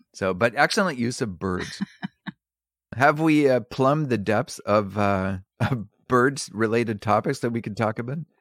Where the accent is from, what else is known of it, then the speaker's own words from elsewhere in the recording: Prince Edward Island, Canada; also born or lived in New Brunswick; I was born in New Brunswick, and, and raised in Prince Edward Island